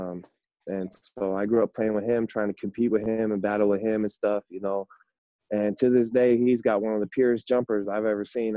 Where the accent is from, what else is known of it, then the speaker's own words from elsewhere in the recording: Seattle, Washington, United States; also born or lived in Auburn, Washington / Yakima, Washington / Bothell, Washington; I was born in Auburn, and I lived a lot of my childhood up until grade school in the greater Seattle area.